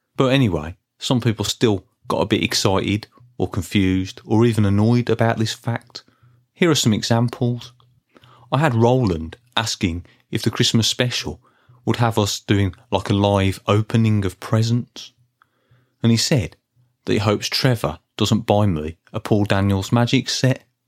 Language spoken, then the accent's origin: English; Birmingham, West Midlands, United Kingdom; when I was growing up in Birmingham in the nineteen eighties